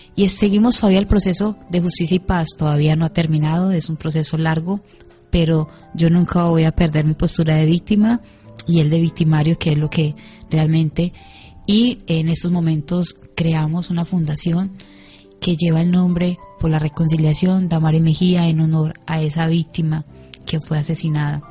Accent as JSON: {"language": "Spanish", "country": "Colombia", "said": "yo vengo desde Colombia"}